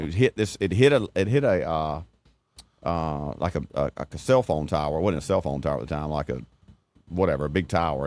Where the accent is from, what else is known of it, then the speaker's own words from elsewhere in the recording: Elba, Alabama, United States; I grew up in Elba.